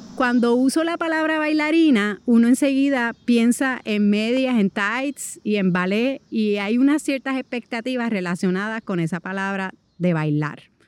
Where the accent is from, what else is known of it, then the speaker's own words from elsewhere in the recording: Puerto Rico; moved away as an adult; soy puertorriqueña